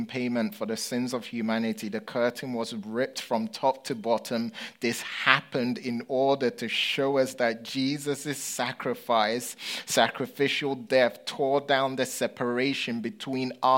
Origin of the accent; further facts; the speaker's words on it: United Kingdom; accent: British; moved away as an adult; now in United States; my Britishness